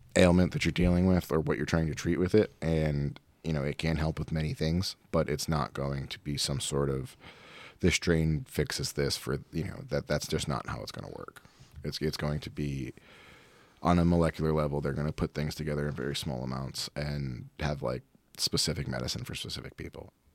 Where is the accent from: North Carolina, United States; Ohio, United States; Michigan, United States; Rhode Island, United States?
Rhode Island, United States; Providence; now in St. Louis, United States; I'm from Providence, Rhode Island